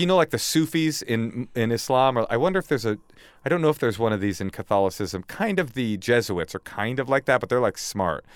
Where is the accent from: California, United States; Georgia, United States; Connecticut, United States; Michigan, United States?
California, United States; Oakland; also born or lived in upstate New York; I was raised in Oakland with my mom